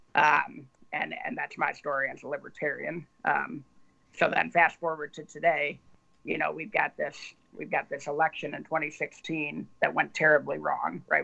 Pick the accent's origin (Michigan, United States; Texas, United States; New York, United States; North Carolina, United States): Michigan, United States; Ann Arbor; I was a conservative Republican growing up in Ann Arbor, Michigan very, very liberal town